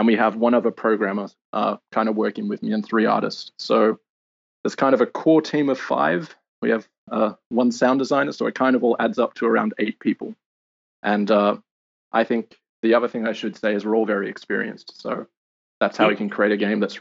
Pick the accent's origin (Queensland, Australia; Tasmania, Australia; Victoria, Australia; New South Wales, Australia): New South Wales, Australia; Sydney; moved away as an adult; also born or lived in London; I'm Australian, originally from Sydney.